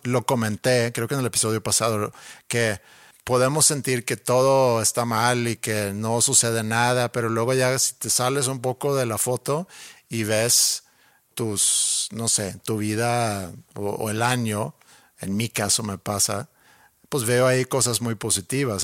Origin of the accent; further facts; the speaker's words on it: Sweden; moved away as an adult; now in Monterrey, Mexico; mi casa en Suecia.